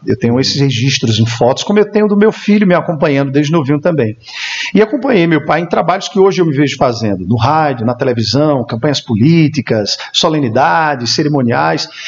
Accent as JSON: {"language": "Portuguese", "town": "Campina Grande", "region": "Paraíba", "country": "Brazil", "tie": "born or raised there", "said": "sou natural de Campina Grande, filho de Campina Grande, a rainha da Borborema"}